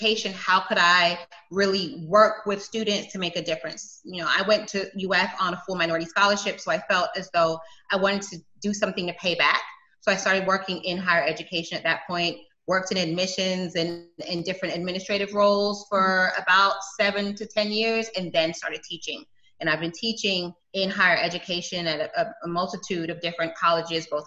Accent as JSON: {"language": "English", "region": "South Florida", "country": "United States", "tie": "born or raised there", "also_born_or_lived": "London, United Kingdom", "said": "we came here and I grew up in South Florida"}